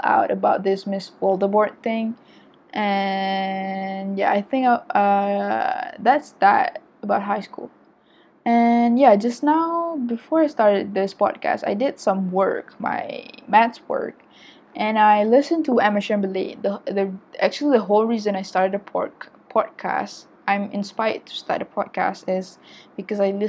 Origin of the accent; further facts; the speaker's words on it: Malaysia; I'm an Asian, and I'm Malaysian